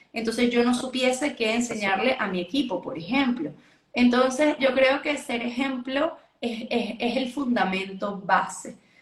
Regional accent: Venezuela; yo soy de Venezuela, vivo en Venezuela

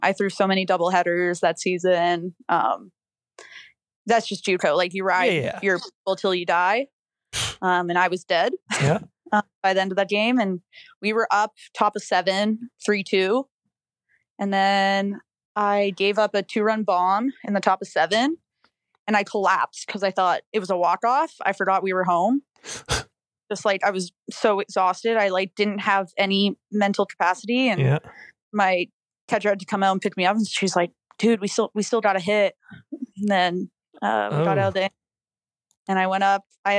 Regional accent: Canada; being Canadian, it's hard, like, to find a school

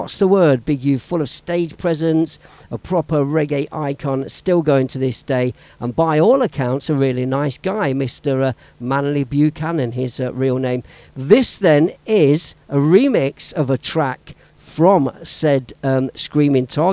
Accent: Leicester, East Midlands, United Kingdom; my hometown, Leicester Town.

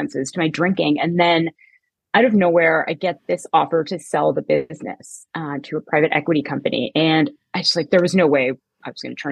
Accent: Canada; moved away as an adult; now in United States; I was born in Canada and I lived there till I was about 20

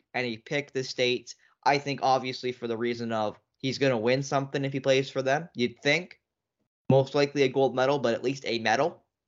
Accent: Canada; as a Canadian fan

